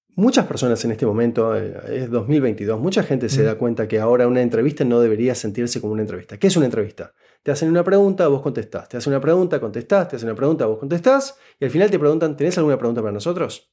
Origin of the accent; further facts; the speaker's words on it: Buenos Aires, Argentina; first language Spanish; moved away as an adult; now in Canada; yo nací y crecí en Buenos Aires, Argentina